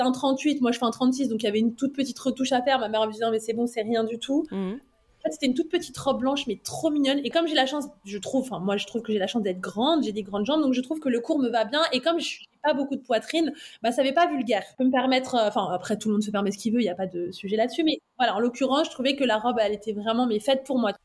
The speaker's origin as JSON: {"language": "French", "area": "Val-d'Oise", "region": "Île-de-France", "country": "France", "tie": "born or raised there", "also_born_or_lived": "Neuilly-sur-Seine", "said": "on a grandi dans le, dans le Val d'Oise."}